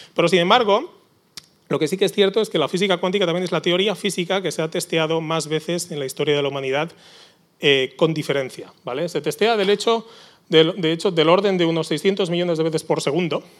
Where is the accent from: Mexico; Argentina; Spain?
Spain; Barcelona, Catalonia; now in San Sebastián, Spain; yo soy originalmente de Barcelona, soy donostierra de, de, adopción